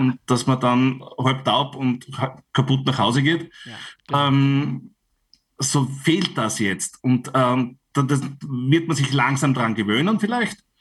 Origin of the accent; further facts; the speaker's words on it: Styria, Austria; bei uns in der Steiermark